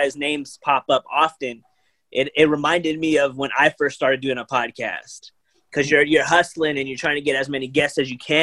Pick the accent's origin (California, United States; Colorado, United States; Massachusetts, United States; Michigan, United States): California, United States; San Jose; I'm born and raised in the Bay. I'm a San Jose kid